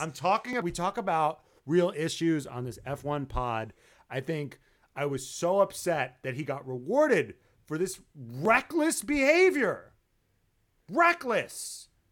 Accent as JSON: {"language": "English", "region": "New York", "country": "United States", "said": "I'm from New York"}